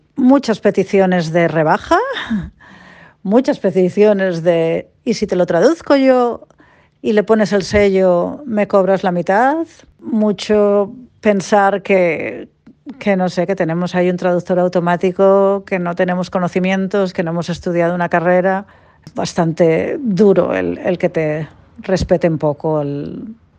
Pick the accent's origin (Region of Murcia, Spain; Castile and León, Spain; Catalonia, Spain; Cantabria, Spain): Cantabria, Spain; moved away as an adult; now in Perth, Australia; soy de Cantabria y ahora vivo en Perth, en Western Australia